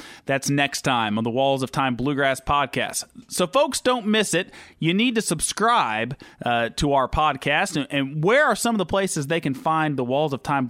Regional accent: Dayton, Ohio, United States; Growing up in the Dayton, Ohio area, you kind of have to be a fan of the …. So that's the part of the country where I'm from, southwestern Ohio.

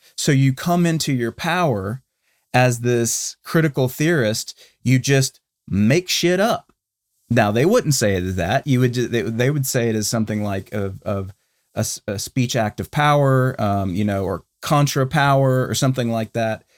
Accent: Charlotte, North Carolina, United States; now in Texas, United States; My hometown of Charlotte

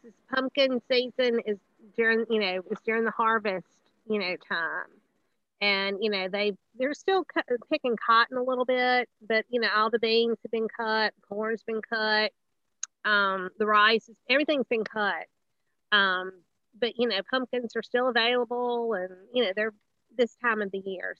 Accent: Greenville, Mississippi, United States; we got settled back here, you know, in Greenville, which is the Delta's my hometown

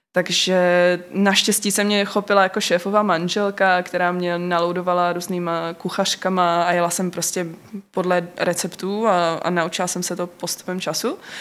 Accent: North Moravia, Czechia; also born or lived in London; now in Brno, Czech Republic; my jsme ze Severní Moravy

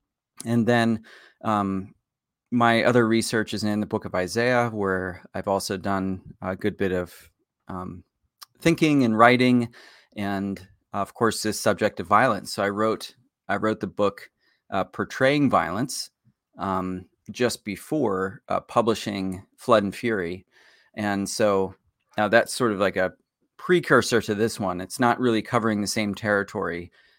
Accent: Pennsylvania, United States; I grew up in Pennsylvania, so near, not too far from where you grew up.

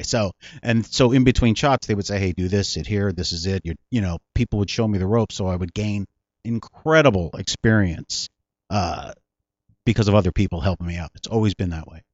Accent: South San Francisco, California, United States; also born or lived in Pacifica / San Bruno; South San Francisco is where I grew up, but I was born in San Francisco

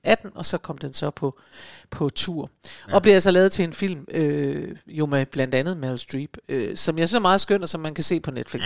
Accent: Aalborg, North Denmark Region, Denmark; hjemme i Aalborg i min ungdom

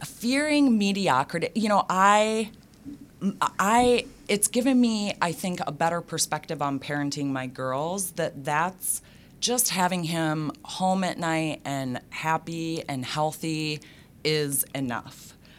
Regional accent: Minnesota, United States; I grew up in Minnesota public schools and graduated from them.

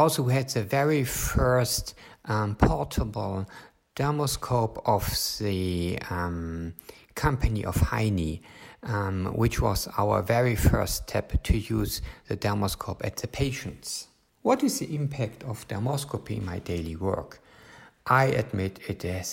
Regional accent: Germany; from Germany

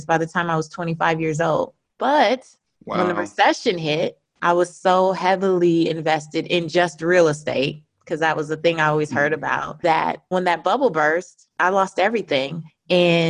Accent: Los Angeles, California, United States; moved away; also born or lived in New Orleans / Atlanta, Georgia; I grew up in South Central Los Angeles in an area called Leimert Park.

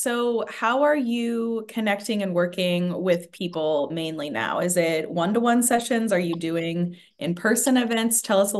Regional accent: Assiniboine, Montana, United States; I'm Assiniboine. So we're in Montana.

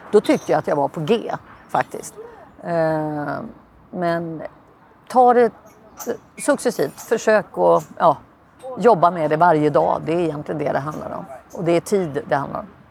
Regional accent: Sweden; moved away as an adult; now in Lisbon, Portugal

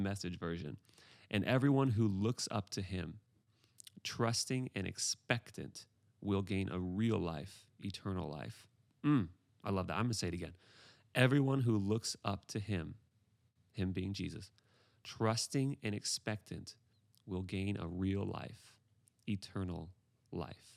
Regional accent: Pacific Northwest, United States; I am from the Pacific Northwest

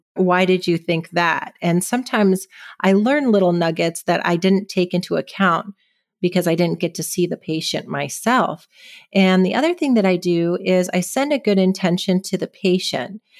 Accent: California, United States; also born or lived in Seattle, Washington / Boston, Massachusetts / San Francisco, California; now in San Luis Obispo, United States; I was born on the West Coast in Seattle and I grew up in California

